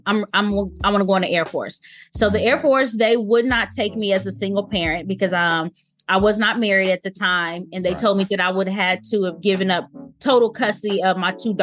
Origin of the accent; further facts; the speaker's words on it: Lexington, Kentucky, United States; moved away as an adult; born and raised in Lexington, Kentucky